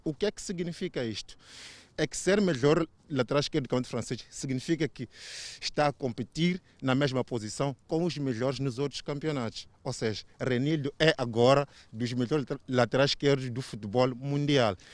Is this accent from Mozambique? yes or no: yes; Mozambique; eu como moçambicano